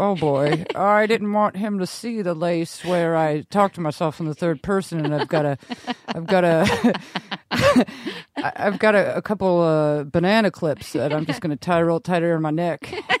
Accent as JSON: {"language": "English", "region": "Rhode Island", "country": "United States", "tie": "born or raised there", "said": "We grew up in Rhode Island."}